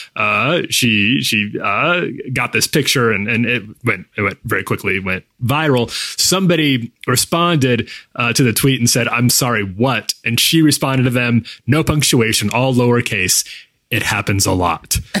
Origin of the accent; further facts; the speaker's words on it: Midwest, United States; moved away; also born or lived in Chicago; I grew up in in the Midwest